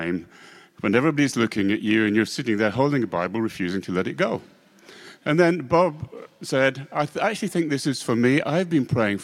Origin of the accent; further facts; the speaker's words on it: Scotland, United Kingdom; I'm a Scotsman